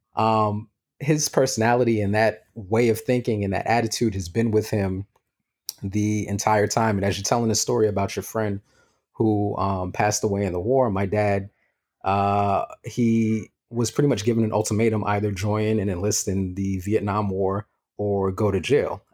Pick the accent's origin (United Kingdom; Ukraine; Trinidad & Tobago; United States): United States; New York City, New York; I'm from New York too